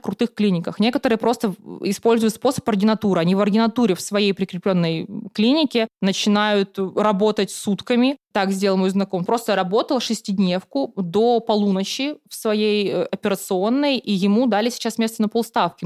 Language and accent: Russian; Khanty-Mansiysk, Khanty-Mansi Autonomous Okrug, Russia; moved away as an adult; now in Saint Petersburg, Russia; я приехала из Ханты-Мансийска, я приехала отучиться в Санкт-Петербурге в Мечниково